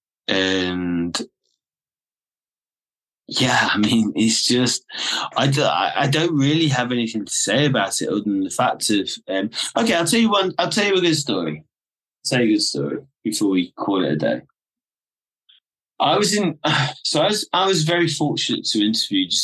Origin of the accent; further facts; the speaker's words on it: England, United Kingdom; I'm an English guy. So I'm fluent in Italian